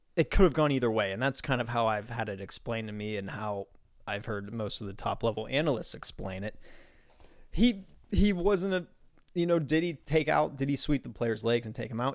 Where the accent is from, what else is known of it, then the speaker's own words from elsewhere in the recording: Beaver County, suburban Pittsburgh, Pennsylvania, United States; where I grew up in suburban Pittsburgh, in Beaver County, to be specific, close to West Virginia